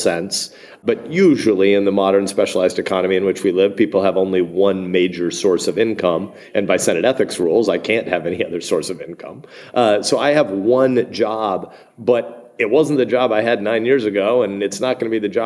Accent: Nebraska, United States; I'm a senator, I'm a football addict, I'm a Nebraskan, I'm an American

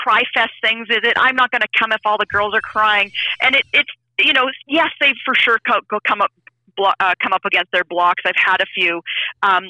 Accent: Canada; I'm from Canada.

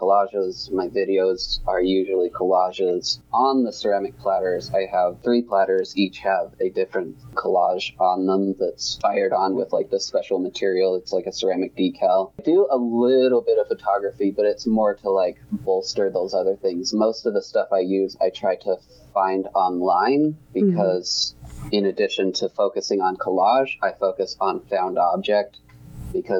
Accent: St. George, Utah, United States; I grew up in the St. George area

